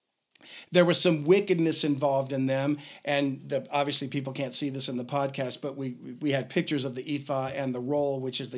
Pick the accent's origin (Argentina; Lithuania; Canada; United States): United States; Louisiana; I sound like I'm from Louisiana, don't I? Which I am